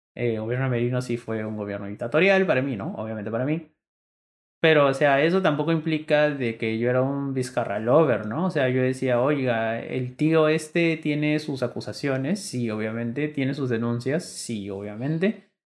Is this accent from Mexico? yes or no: no; Peru; somos peruanos congresistas